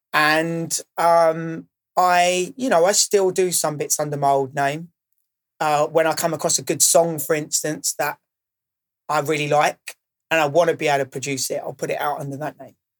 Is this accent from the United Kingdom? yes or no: yes; Maidstone, South East England, United Kingdom; now in London, United Kingdom; I didn't grow up in London. So I didn't have that initial underground scene on my doorstep. Um, I grew up in Maidstone